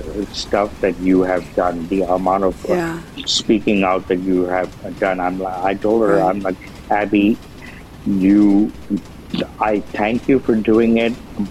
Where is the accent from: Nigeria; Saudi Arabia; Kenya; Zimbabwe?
Saudi Arabia; born there; also born or lived in Pakistan; Well, no, I mentioned where I was born in Saudi Arabia. I lived there for a few years and lived in Pakistan from 83 till 94 and all.